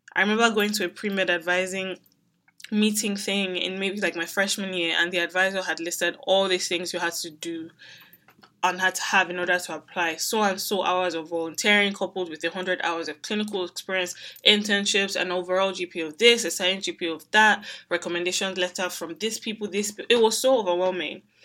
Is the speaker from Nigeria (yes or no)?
yes; Nigeria; Growing up in Nigeria